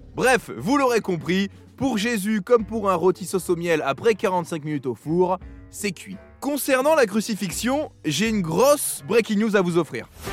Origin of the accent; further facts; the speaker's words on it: France; en tant que Français